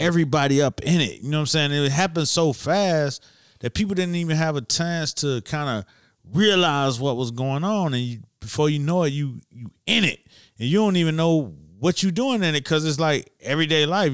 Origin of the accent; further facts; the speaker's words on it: Miami, Florida, United States; I'm from Miami